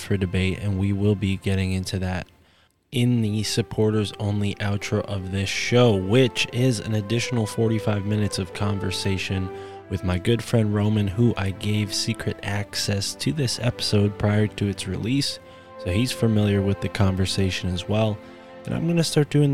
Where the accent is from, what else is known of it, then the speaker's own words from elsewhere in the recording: United States; I grew up on Long Island Sound, so not a lot of waves there